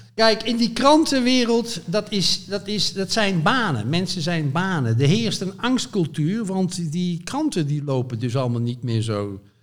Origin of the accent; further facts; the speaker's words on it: Zevenbergen, North Brabant, Netherlands; moved away as an adult; also born or lived in Amsterdam / Veluwe; ik kom dus uit West-Brabant, uit het plaatsje Zevenbergen